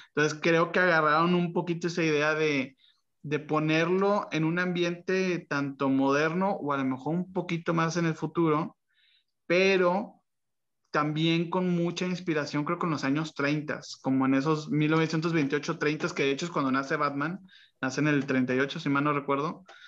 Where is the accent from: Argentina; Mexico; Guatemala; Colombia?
Mexico; Monterrey, Nuevo León; para los que crecimos aquí en Monterrey